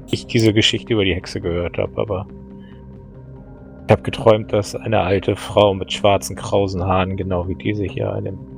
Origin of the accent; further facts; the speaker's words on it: Poland; Klar, was, ich komme aus Polen.